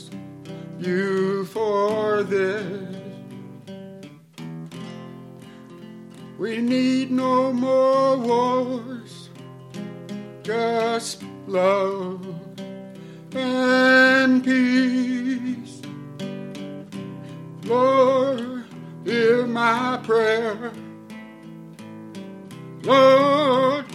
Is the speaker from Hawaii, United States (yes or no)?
yes; Hawaii, United States; now in Las Vegas, United States; We are special people because we're from Hawaii. Only we know. We have the aloha.